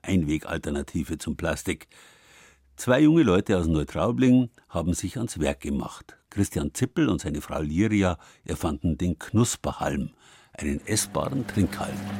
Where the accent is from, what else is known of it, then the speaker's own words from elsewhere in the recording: Southern Germany, Germany; bei uns in Süddeutschland